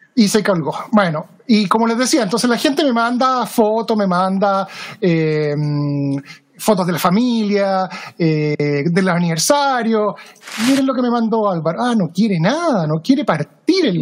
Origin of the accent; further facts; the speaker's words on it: Chile; now in Seattle, United States; yo soy chileno de nacimiento